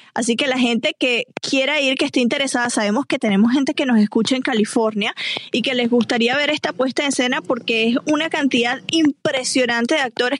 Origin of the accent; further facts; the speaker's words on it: Venezuela; accent: Venezuelan; now in Los Angeles, United States; la neutralización de mi acento, porque todavía se me salen varias cosas venezolanas